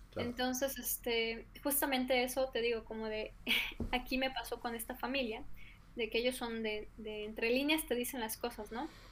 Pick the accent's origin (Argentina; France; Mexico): Mexico; somos mexicanos